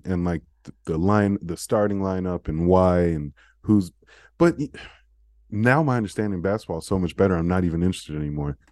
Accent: United States; we were American

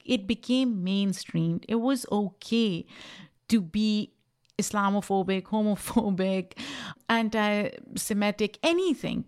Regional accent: Pakistan; English is a second language; moved away as an adult; now in United States; I grew up in Pakistan, which was a British colony before it got independence in nineteen forty-seven.

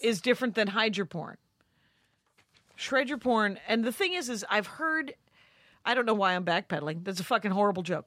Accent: United States; I'm an American

